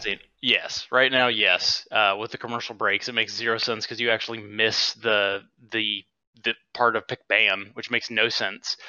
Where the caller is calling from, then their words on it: Huntsville, Alabama, United States; Calling for, uh, from Huntsville, Alabama